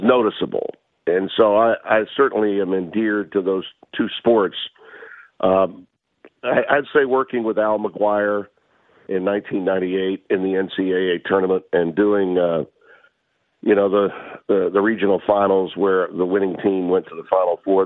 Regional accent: Louisiana, United States; my home state

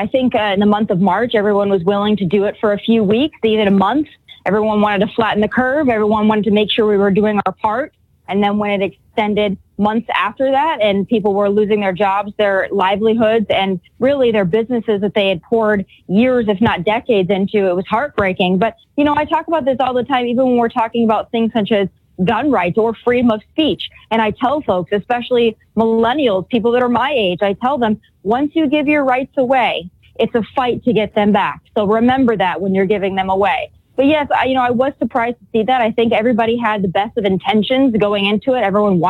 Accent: South Dakota, United States; I grew up in South Dakota. I grew up in a conservative state, but a very small rural state where agriculture was really our primary source of income

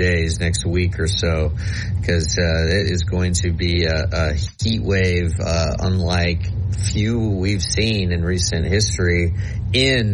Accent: Nebraska, United States; born or raised there

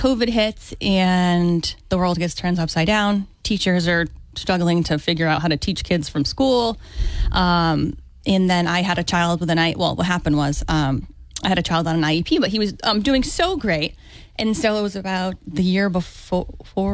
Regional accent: Dartmouth, Massachusetts, United States; now in Fairhaven, United States; I grew up in Dartmouth.

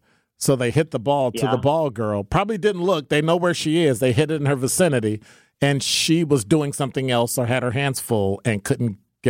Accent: Illinois, United States; I'm from Illinois too.

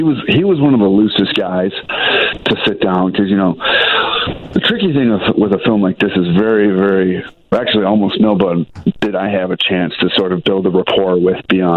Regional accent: Detroit, Michigan, United States; I grew up in the Metro Detroit area

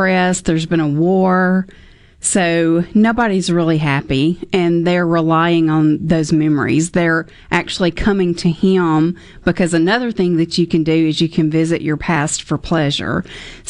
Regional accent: the South, United States; accent: southern; My southern accent

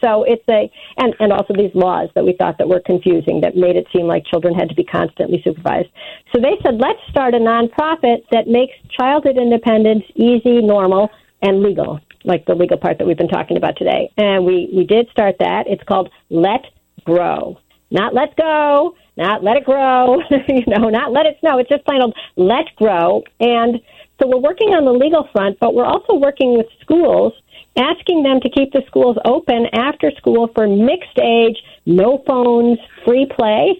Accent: Wilmette, Illinois, United States; now in New York, United States; I grew up in Wilmette

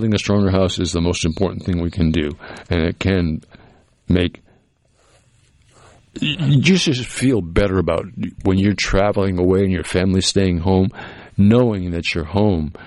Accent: Cape Cod, Massachusetts, United States; moved away; where I grew up on the Cape, because it was a small town

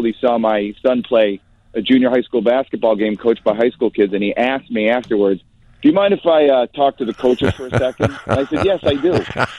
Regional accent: Glencoe, Illinois, United States; I grew up in Glencoe. I went to New Trier.

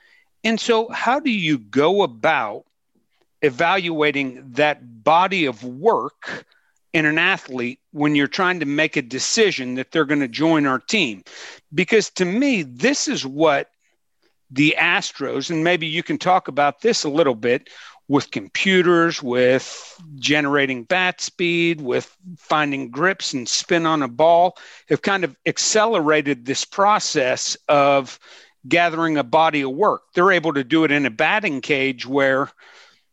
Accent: Pittsburgh, Pennsylvania, United States; I grew up in Pittsburgh, a huge Pirates fan

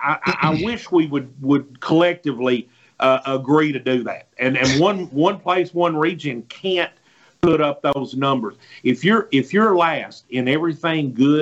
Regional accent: Mississippi, United States

